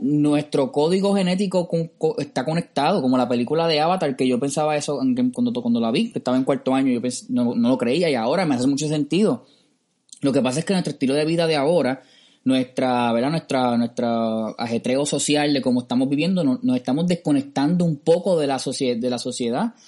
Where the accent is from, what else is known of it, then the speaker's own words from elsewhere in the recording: Cidra, Puerto Rico; yo que soy del campo de Sidra